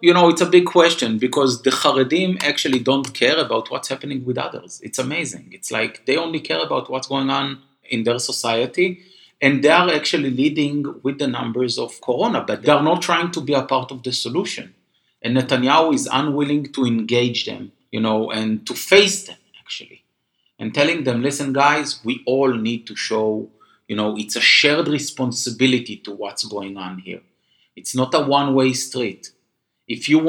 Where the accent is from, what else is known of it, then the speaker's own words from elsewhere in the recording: Jerusalem, Jerusalem District, Israel; I was born and raised in Jerusalem